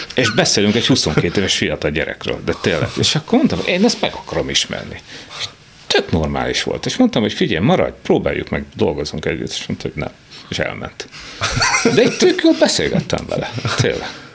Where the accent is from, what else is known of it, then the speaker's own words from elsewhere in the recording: Bonyhád, Tolna, Hungary; moved away as an adult; Ez egy kocka ház, tehát a tipikus kádár kocka, annak minden jellegzetességével, kiskerttel, de, de itt nőttem fel, tehát szép, fantasztikus, de innen el kellett jönni. Tehát, hogy, ö, de jó. Tehát alapvetően jó volt. Azt, hogy bonyhádról el tudok jönni